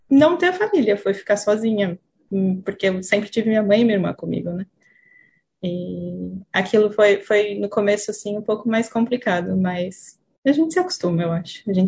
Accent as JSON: {"language": "Portuguese", "town": "Franca", "region": "São Paulo", "country": "Brazil", "tie": "born or raised there", "also_born_or_lived": "Campinas, Brazil", "moved": "as an adult", "lives_now": "Auckland, New Zealand", "said": "Eu morei lá por 11 anos. Minha mãe é artista plástica, ela precisava morar, morar em São Paulo, porque tem mais oportunidade do que onde a gente estava. Então, meu pai ficou em Franca"}